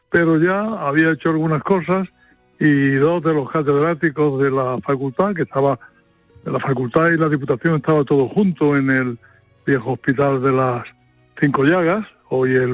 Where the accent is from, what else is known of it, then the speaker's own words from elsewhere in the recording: Jaén, Andalusia, Spain; moved away; also born or lived in Seville / California; yo no soy sevillano, yo no nací en Sevilla, sino en Jaén, y fui a Sevilla ocasionalmente cuando volví de formarme en, Estados Unidos.